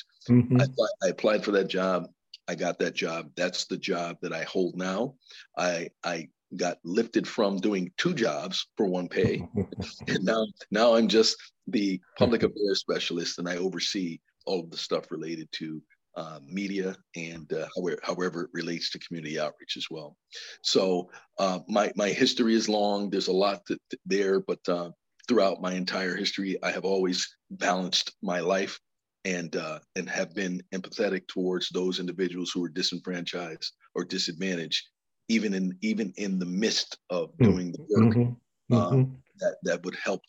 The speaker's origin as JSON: {"language": "English", "town": "New Haven", "region": "Connecticut", "country": "United States", "said": "I ran that program in Bridgeport because I'm from New Haven"}